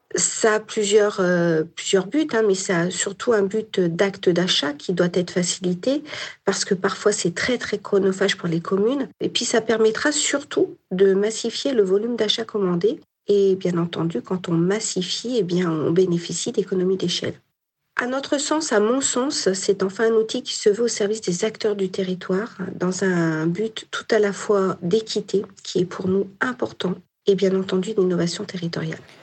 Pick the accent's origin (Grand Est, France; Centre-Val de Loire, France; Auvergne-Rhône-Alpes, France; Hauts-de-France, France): Auvergne-Rhône-Alpes, France; Nord-Isère; Je suis noriséroise, j'ai grandi dans le Norisère